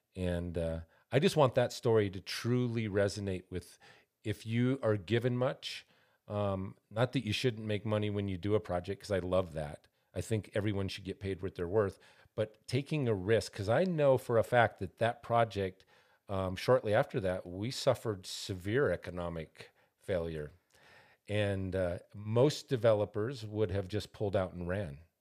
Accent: Montana, United States; now in Albuquerque, United States; I'm from Montana originally, and when we came here

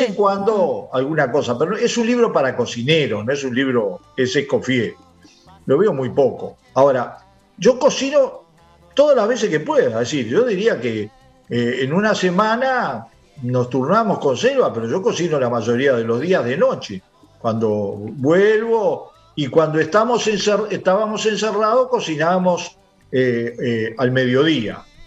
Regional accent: Uruguay; los uruguayos somos el primer consumidor mundial

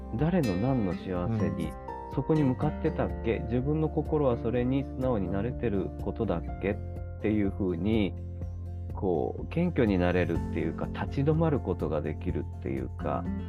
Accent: Fukuoka, Japan; 地元福岡もしくは九州

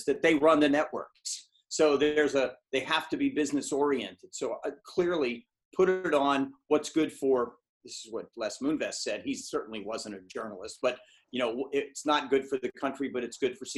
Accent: United States; now in England, United Kingdom; as an American who lives in England

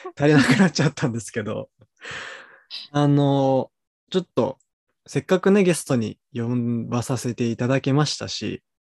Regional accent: Tokyo, Japan; moved away as an adult; also born or lived in Brisbane, Australia; 生まれも育ちも東京だった

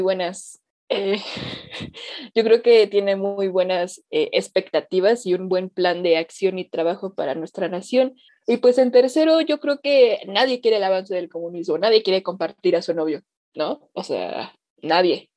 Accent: Mexico; mi nación, en mi patria, ¿no? De donde yo nací

